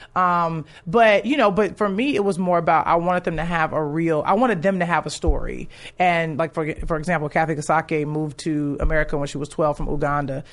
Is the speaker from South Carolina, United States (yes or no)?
no; Chicago, Illinois, United States; moved away; I'm from Chicago